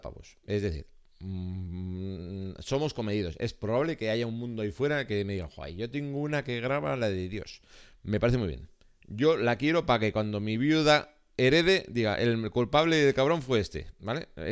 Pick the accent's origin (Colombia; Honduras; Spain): Spain; Basque Country; somos vascos, solo somos vascos